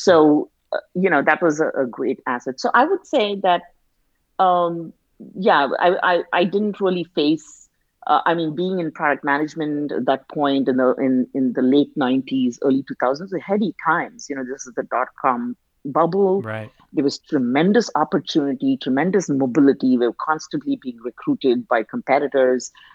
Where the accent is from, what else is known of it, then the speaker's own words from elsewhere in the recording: India; now in United States; being an Indian immigrant